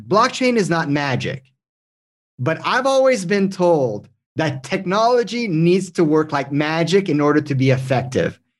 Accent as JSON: {"language": "English", "country": "Canada", "second_language": "English", "said": "I'm French Canadian"}